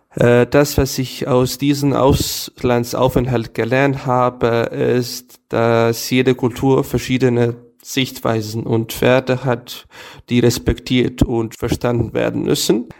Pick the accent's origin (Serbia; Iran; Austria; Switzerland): Serbia; German is a second language; bei uns in Novi Sad und allgemein in Serbien